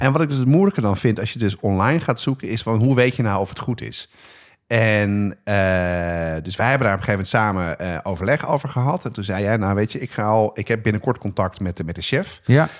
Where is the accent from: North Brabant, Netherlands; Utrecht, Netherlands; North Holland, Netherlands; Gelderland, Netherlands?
North Holland, Netherlands; Amsterdam; ik ben opgegroeid op de Nieuwmarkt